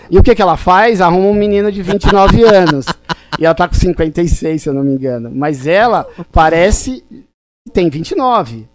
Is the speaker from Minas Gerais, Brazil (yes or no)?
no; São Paulo, Brazil; also born or lived in Limoeiro, Pernambuco; eu sou de Limoeiro, Pernambuco, então eu sou migrante. Eu vim para cá é, em São Paulo com três meses de idade